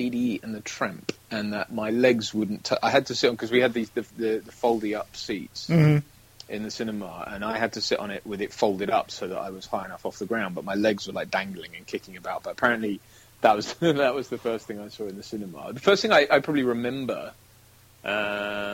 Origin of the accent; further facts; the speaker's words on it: Cambridge, East of England, United Kingdom; also born or lived in Nassau, Bahamas; we moved to the UK when I was very young. So when I was about one, I think, we moved here. So I grew up predominantly in... in Cambridge.